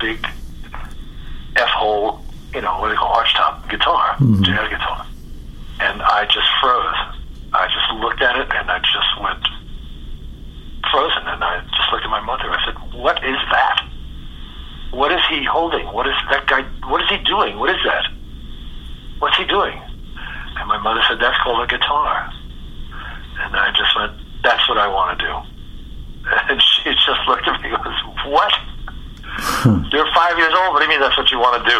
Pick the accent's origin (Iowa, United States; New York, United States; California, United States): New York, United States; New York City; moved away as an adult; also born or lived in Jamaica Estates, Queens / Forest Hills, Queens; now in Los Angeles, United States; I grew up in Jackson Heights and then moved to Jamaica Estates